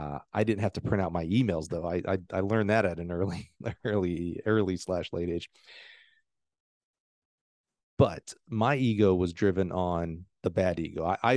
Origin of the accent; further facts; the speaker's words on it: the South, United States; my whole career was to get to the SEC because I grew up in the South.